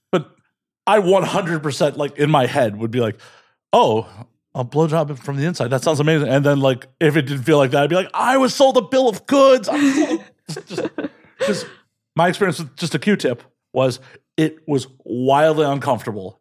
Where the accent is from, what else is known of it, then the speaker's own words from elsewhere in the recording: Chicago, Illinois, United States; born and raised in Chicago